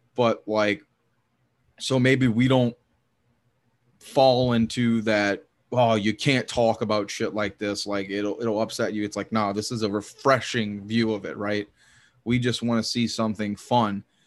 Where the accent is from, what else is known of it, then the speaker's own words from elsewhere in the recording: the South, United States; I grew up in the South. I still live here.